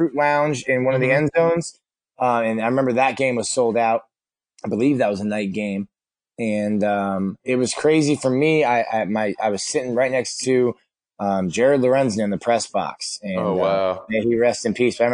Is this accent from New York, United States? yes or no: no; Florida, United States; I'm from Florida, born and raised, and I've got thin blood